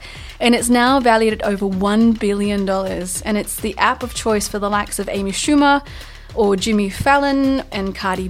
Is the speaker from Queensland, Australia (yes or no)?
no; New South Wales far south coast, Australia; moved away; My hometown where I went to primary school got burnt out on New Year's Eve, and my town has been under threat for the last 6 days, 7 days